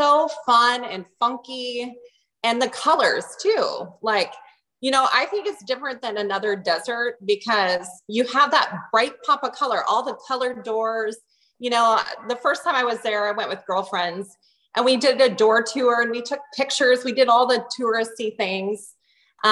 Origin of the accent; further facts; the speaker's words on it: Maple Valley, Washington, United States; moved away as an adult; also born or lived in Pullman, Washington; now in Bellingham, United States; Born and raised in Maple Valley.